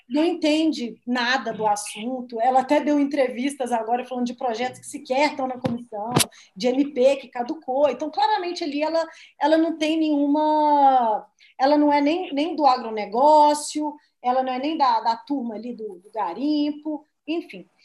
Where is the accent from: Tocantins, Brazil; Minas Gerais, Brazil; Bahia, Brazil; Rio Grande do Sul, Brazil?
Minas Gerais, Brazil; moved away; eu sou lá de Minas